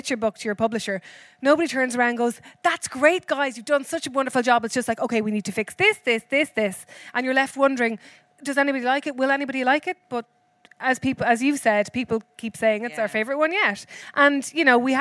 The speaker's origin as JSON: {"language": "English", "country": "Ireland", "said": "When you're from the country"}